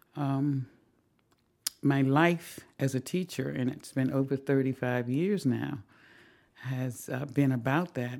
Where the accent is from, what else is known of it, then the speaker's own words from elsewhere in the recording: the South, United States; moved away; also born or lived in Washington, D.C.; growing up in the South in a segregated school system